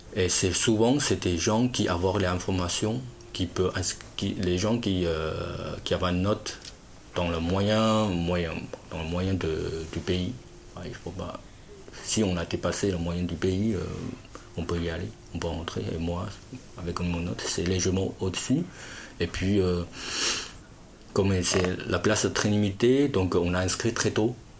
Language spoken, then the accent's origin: French; Fujian, China; French is a second language; moved away as an adult; also born or lived in Shanghai; now in Lognes, France; je suis au sud de la Chine. Euh, vous voyez Canton Moi, c'est en haut, c'est Fujian